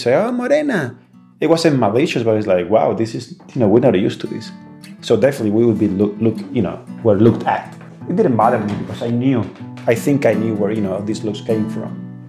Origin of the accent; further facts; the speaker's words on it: Spain; moved away as an adult; also born or lived in New York; now in Philadelphia, United States; I am white from Spain.